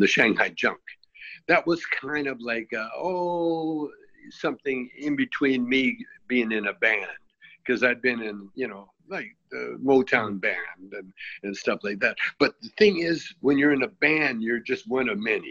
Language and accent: English; Calgary, Alberta, Canada; moved away as an adult; When I grew up in Calgary, if I wanted to go to the beach, we had to drive like, 200 miles to Sylvan Lake